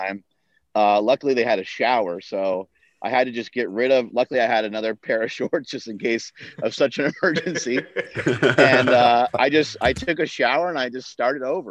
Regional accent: New York, United States; moved away; I'm from New York originally

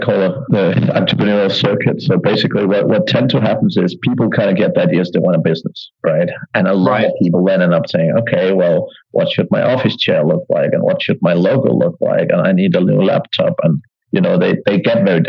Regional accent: Denmark; moved away as an adult; also born or lived in Ireland / United Kingdom / Eastern Europe; now in Asia; So originally I'm from Denmark, but I left when I turned 18

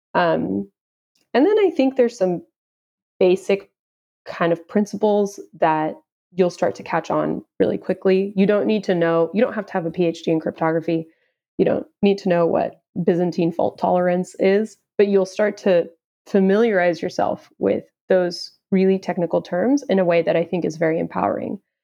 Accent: Houston, Texas, United States; I am originally from Houston, Texas

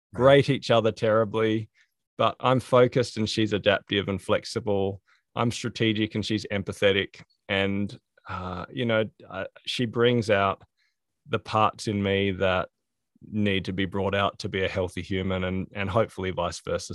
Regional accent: Australia; growing up in Australia

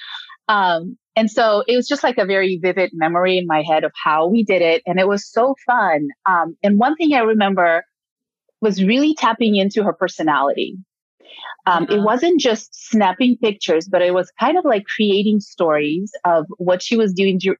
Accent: Ukraine; English is a second language; now in United States; I'm born and raised in Ukraine

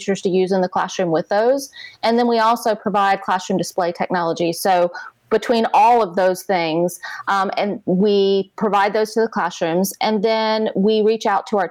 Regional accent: Charleston, South Carolina, United States; I am from Charleston, South Carolina

